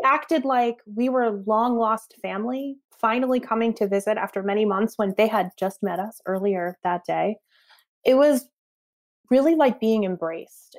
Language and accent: English; Northeast, United States; I grew up in the Northeast